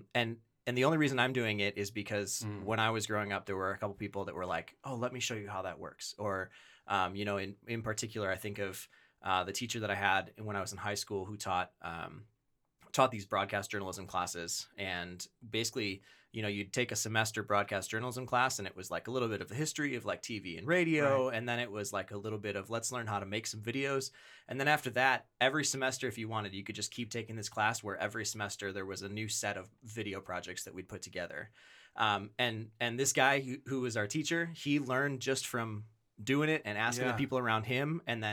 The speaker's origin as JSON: {"language": "English", "region": "Wisconsin", "country": "United States", "tie": "born or raised there", "lives_now": "Rochester, United States", "said": "I have now lived in Rochester for about 10 years. I grew up in Wisconsin."}